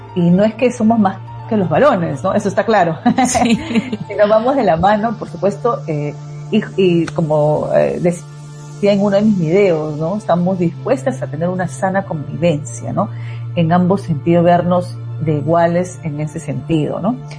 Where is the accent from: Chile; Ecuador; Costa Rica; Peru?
Peru; soy de, de Perú, el código es más 51